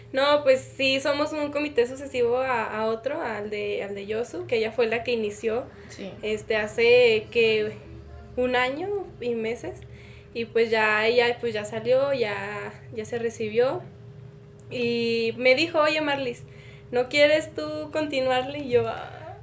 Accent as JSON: {"language": "Spanish", "town": "Jerez", "region": "Zacatecas", "country": "Mexico", "moved": "as an adult", "lives_now": "Zacatecas, Mexico", "said": "yo vengo de Jerez, de, una, de un CETIS, donde la comunidad estudiantil éramos como 600"}